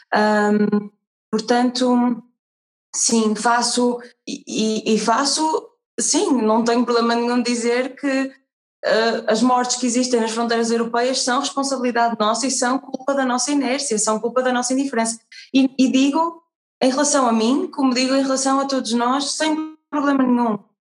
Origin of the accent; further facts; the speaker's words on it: Portugal; herdamos muito da nossa, do nosso passado enquanto portugueses